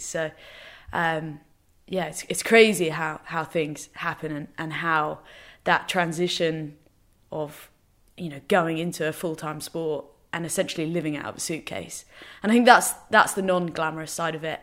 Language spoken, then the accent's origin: English; England, United Kingdom; also born or lived in Northern Ireland; now in London, United Kingdom; So we're completely English, but everyone has resided in Northern